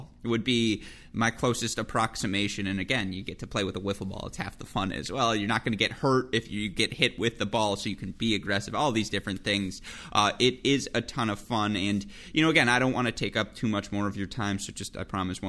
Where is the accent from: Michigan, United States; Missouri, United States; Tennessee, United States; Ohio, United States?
Michigan, United States; moved away as an adult; now in Indianapolis, United States; I grew up in Michigan